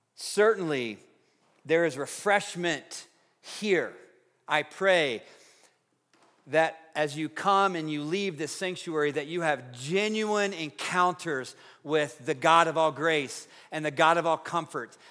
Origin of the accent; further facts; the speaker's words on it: Tennessee, United States; now in Fort Collins, United States; growing up in Tennessee